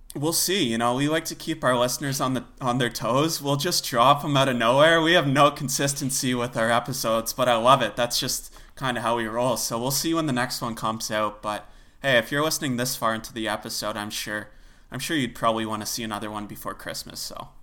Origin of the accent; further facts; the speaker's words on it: Canada; as a Canadian